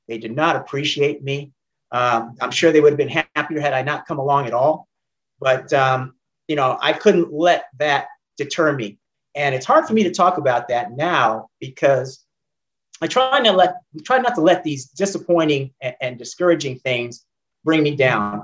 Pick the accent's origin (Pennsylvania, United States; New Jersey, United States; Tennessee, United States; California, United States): California, United States; San Jose and Oakland; moved away as an adult; now in Atlanta, United States; i grew up primarily between san jose california and oakland california